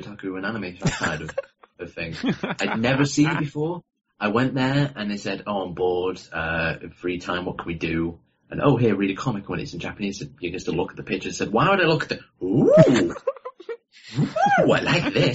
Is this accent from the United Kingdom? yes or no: yes; United Kingdom; I'm from Britain, the United Kingdom